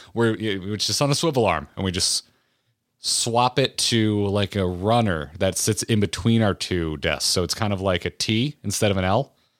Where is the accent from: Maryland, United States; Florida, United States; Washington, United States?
Florida, United States; I grew up in Florida.